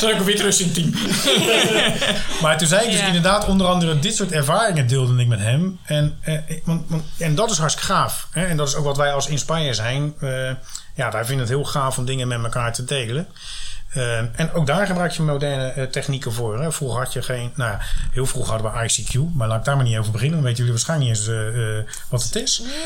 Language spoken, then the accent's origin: Dutch; Rotterdam, South Holland, Netherlands; ik kom dan uit Rotterdam